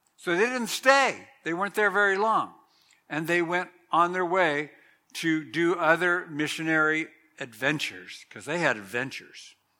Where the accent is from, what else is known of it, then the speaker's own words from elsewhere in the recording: Southern California, United States; I remember growing up in Southern California